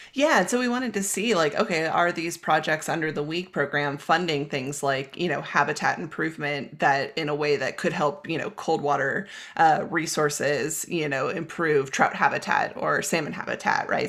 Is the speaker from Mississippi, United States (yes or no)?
no; California, United States; moved away as an adult; also born or lived in Pacific Northwest / Utah; now in Boulder, United States; from growing up in California to college in the Pacific Northwest, to working as a raft guide in Utah, and now living in Boulder, Colorado